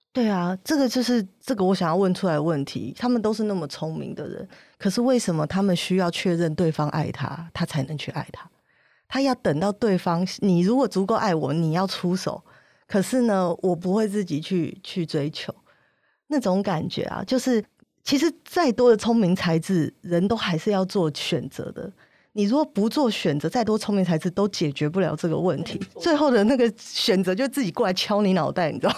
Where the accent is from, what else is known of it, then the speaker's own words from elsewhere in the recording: Taiwan; 如果我们是一样长大，应该是差不多的环境下，在台湾这个竞争环境下